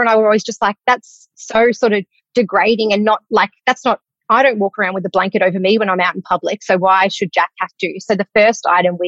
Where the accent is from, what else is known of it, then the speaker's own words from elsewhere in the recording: Melbourne, Victoria, Australia; obviously we're from Melbourne